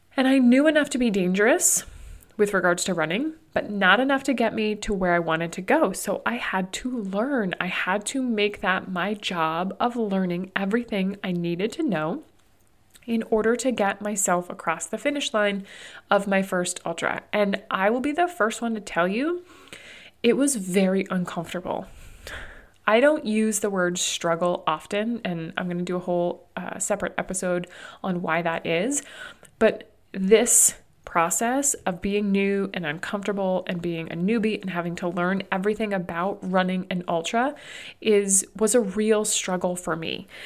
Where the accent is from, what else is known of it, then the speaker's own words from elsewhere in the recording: New Hampshire, United States; moved away as an adult; also born or lived in Arizona; now in Burlington, United States; where we grew up in New Hampshire